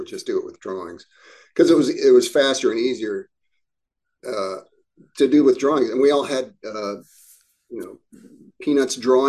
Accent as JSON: {"language": "English", "region": "Midwest", "country": "United States", "tie": "born or raised there", "said": "You know, the surroundings were more like where I grew up in the Midwest"}